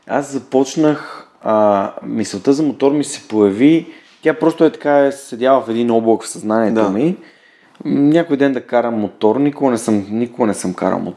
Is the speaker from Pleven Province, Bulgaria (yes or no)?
no; Sofia, Sofia City, Bulgaria; идвам от София, младост и дружба.